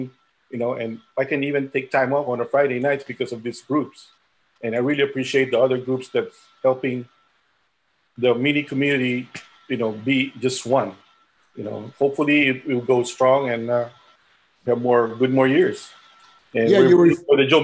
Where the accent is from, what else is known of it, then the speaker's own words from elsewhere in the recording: Manila, Metro Manila, Philippines; also born or lived in Rochester, New York; now in Los Angeles, United States; I was born in the Philippines, and I was born in Manila.